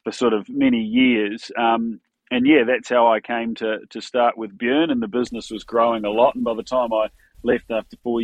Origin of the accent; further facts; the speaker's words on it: New Zealand; moved away as an adult; now in Australia; I grew up in New Zealand